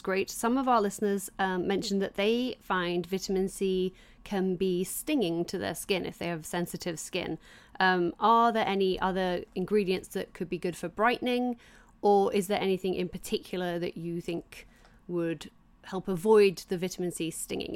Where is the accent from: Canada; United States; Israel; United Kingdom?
United Kingdom; England; I grew up in England